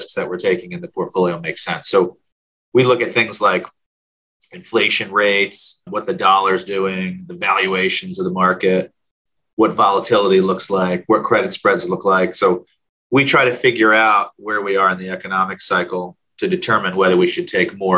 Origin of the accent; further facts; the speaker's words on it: San Diego, California, United States; I grew up in San Diego in middle school, in high school rather